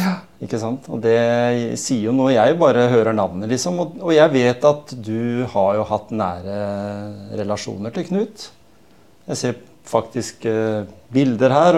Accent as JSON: {"language": "Norwegian", "country": "Norway"}